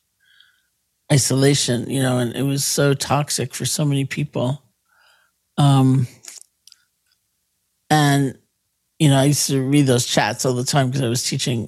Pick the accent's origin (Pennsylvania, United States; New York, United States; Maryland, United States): New York, United States; New York City; I grew up in New York City